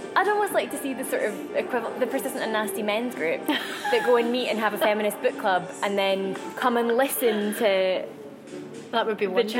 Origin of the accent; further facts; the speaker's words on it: Glasgow, Scotland, United Kingdom; I'm Scottish. Um, I've lived in Glasgow since I was one